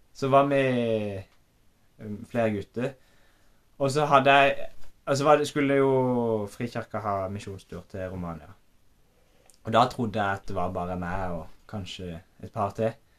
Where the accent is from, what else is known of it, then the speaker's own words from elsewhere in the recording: Øvrebø, Agder, Norway; jeg har vokst opp på Homme gård.